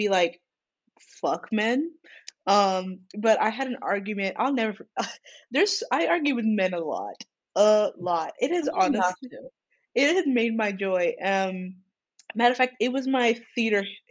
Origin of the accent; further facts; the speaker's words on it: California, United States; I'm from California